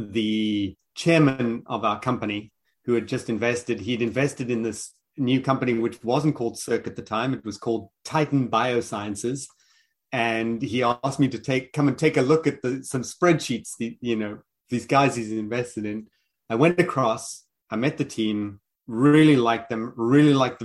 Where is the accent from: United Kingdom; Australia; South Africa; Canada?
South Africa; Pretoria, Gauteng; accent: South African; also born or lived in Johannesburg / Cape Town; From my accent, I am South African. I was born in Johannesburg, grew up in Pretoria, and then ultimately moved to Cape Town.